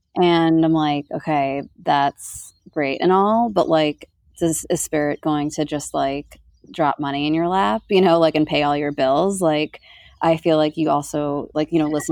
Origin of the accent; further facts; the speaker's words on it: New York, United States; now in Sedona, United States; I grew up in New York where like right outside of New York City, 30 minutes away